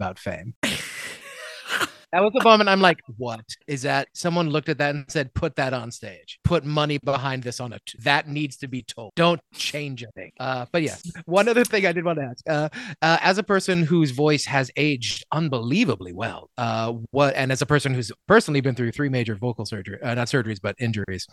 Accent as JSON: {"language": "English", "country": "Ireland", "said": "I'm an Irish boy"}